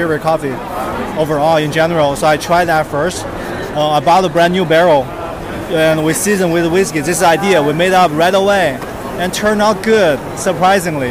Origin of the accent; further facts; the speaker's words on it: China; I'm from China.